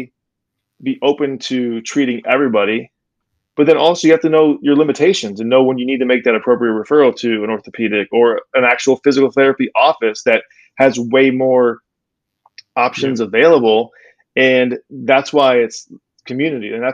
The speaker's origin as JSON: {"language": "English", "town": "Cape Coral", "region": "Florida", "country": "United States", "tie": "born or raised there", "said": "I'm from Cape Coral. So I went to Mariner High School, graduated there in 1998"}